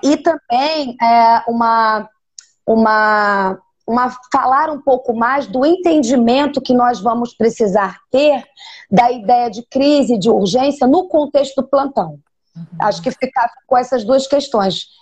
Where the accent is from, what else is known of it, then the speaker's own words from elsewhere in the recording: Rio de Janeiro, Brazil; moved away as an adult; also born or lived in Ceará; eu sou carioca e tra já trabalhava na Universidade Veiga de Almeida, é, aqui no Rio de Janeiro, há mais de oito anos